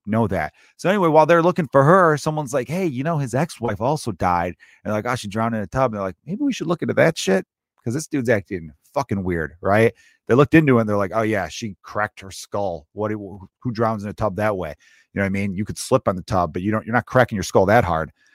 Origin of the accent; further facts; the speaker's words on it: Chicago, Illinois, United States; I was born and raised in the same city, Chicago.